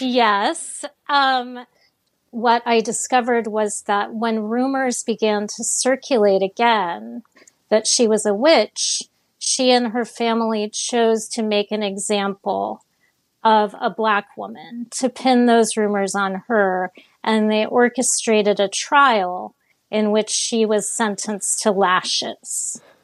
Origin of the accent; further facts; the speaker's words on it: Miami, Florida, United States; I grew up in Miami